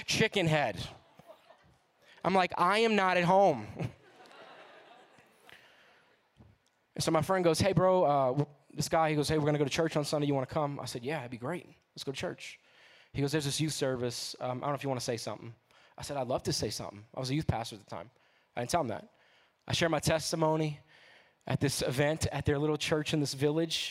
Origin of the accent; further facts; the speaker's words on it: New Orleans, Louisiana, United States; I'm from New Orleans.